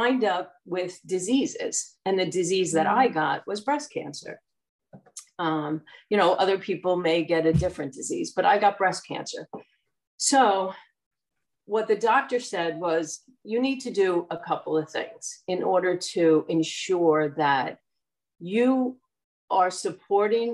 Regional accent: New Jersey, United States; I'm from Central Jersey and I've lived in New Jersey pretty much my entire life

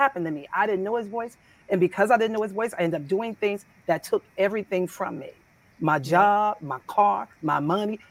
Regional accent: San Francisco, California, United States; I grew up in San Francisco, California, straight across, straight from the projects

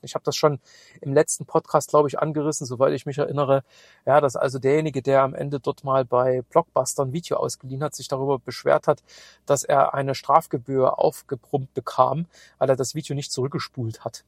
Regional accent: Chemnitz, Saxony, Germany; moved away; in meine alte Heimat fahren. Ich habe morgen einen Kundentermin in Chemnitz

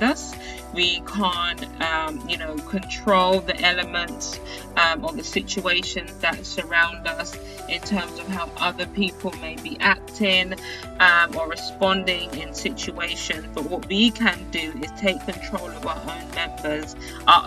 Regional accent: United Kingdom; now in United States; being a British person in the United States

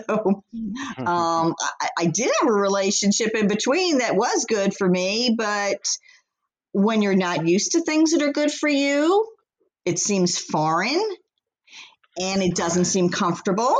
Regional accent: Philadelphia, Pennsylvania, United States; I grew up in Philly

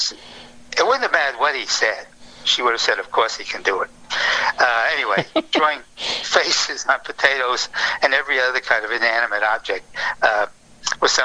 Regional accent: Providence, Rhode Island, United States; moved away as an adult; also born or lived in New York; I was a townie. I came from Providence.

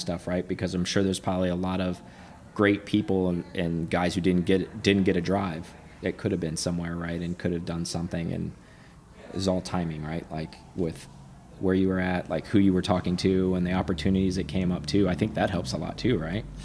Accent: United States; I'm American

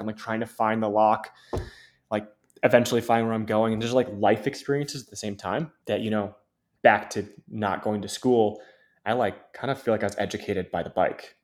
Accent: Ann Arbor, Michigan, United States; also born or lived in Memphis, Tennessee; grew up in Michigan, born in Memphis, Tennessee, but grew up in Michigan since I was two years old

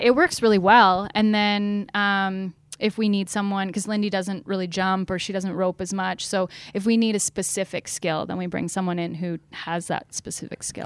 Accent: London, Ontario, Canada; I grew up in London, Ontario

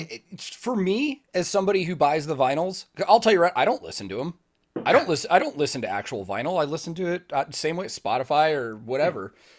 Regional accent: Chicago, Illinois, United States; moved away as an adult; now in Nashville, United States; I'm originally from Chicago

